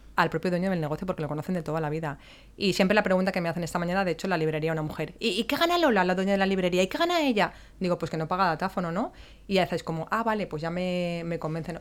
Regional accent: Valencia, Valencian Community, Spain; Yo que soy de Valencia de toda la vida

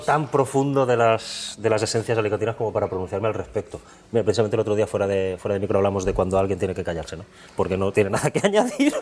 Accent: Alcoy, Valencian Community, Spain; yo soy de Alcoy

